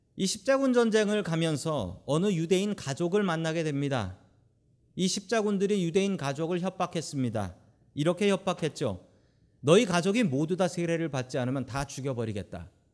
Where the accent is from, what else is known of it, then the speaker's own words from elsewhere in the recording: South Korea; now in United States; 우리는 한국에서 태어나서 미국에서 사는 분들이 대부분이기 때문입니다